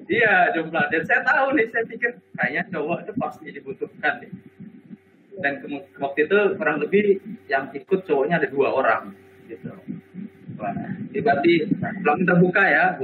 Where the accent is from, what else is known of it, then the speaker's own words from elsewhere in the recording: Sorong, Southwest Papua, Indonesia; saya waktu itu sedang ada di Sorong di Papua ya tempat daerah saya ya.